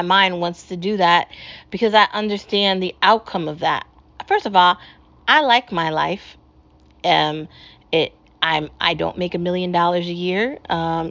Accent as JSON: {"language": "English", "country": "United States", "said": "I'm an American."}